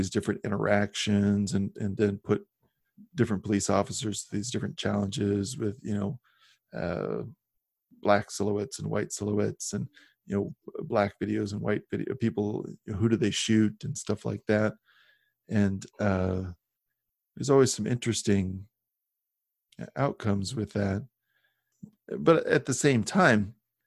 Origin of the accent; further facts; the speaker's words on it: Midwest, United States; I grew up in the Midwest and we just didn't really have minorities.